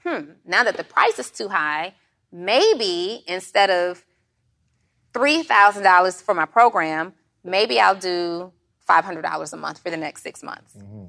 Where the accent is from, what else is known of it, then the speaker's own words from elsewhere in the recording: Atlanta, Georgia, United States; When people ask you, where are you from? They just want to know where you're from. I'm from Atlanta, Georgia. That's it. But my mom is from Indiana.